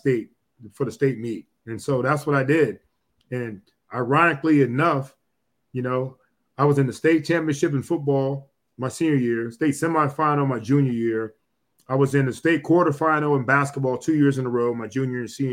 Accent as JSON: {"language": "English", "town": "Cleveland", "region": "Ohio", "country": "United States", "said": "Me, Dez, and Robert Smith are all from Cleveland"}